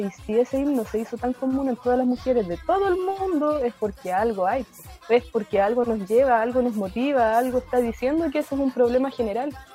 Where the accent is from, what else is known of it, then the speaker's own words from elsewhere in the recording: Puerto Saavedra, Araucanía, Chile; also born or lived in Nueva Imperial / Labranza, Temuco; now in Temuco, Chile; vivir mucho tiempo en la comuna de Puerto Saavedra, en el campo también, en, otro loft, como se en la comuna de, en el loft de Peleco, Tres Esquinas, Quechocagüín, sector de Quechocagüín, ahí me crié